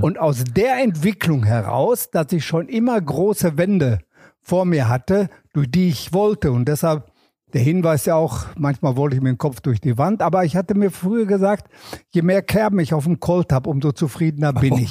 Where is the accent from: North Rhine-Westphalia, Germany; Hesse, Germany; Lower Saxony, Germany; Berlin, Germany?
North Rhine-Westphalia, Germany; Herne; Ich komme ja aus dem Kohlenpott. Ich komme also aus Wanne-Eickel.